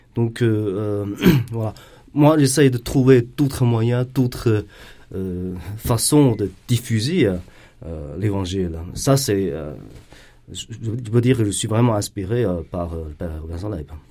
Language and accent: French; China; now in Belgium; je suis chinois